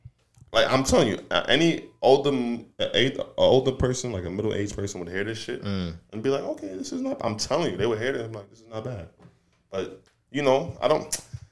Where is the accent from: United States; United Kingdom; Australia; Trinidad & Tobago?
Trinidad & Tobago; Tobago; I'm from Tobago, bro. Niggas forget that island, bro. It's two islands.